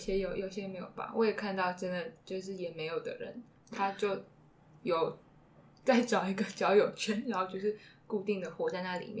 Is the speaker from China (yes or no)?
no; Kaohsiung, Taiwan; 因为我在我我是高雄人，里面有看到很多 就是一些阿姨去到那里拍照片。